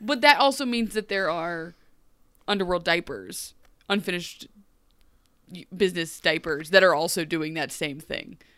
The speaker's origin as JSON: {"language": "English", "country": "United States", "said": "I, as an American"}